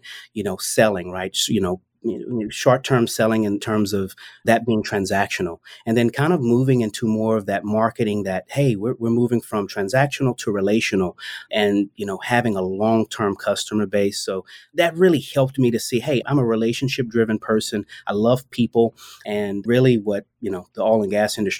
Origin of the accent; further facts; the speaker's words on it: Lafayette, Louisiana, United States; I was born and raised in Lafayette, Louisiana